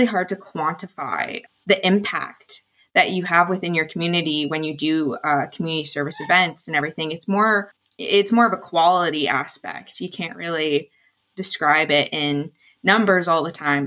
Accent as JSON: {"language": "English", "town": "Ingersoll", "region": "Ontario", "country": "Canada", "said": "I am from Ingersoll, Ontario, as well as all of the co-founders"}